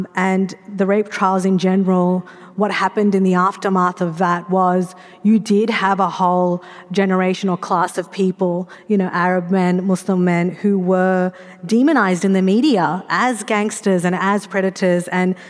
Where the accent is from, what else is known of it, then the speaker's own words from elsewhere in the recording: Sydney, New South Wales, Australia; I grew up in Western Sydney